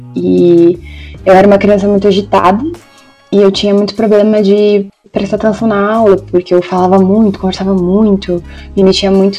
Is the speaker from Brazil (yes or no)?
yes; Brazil; como brasileiros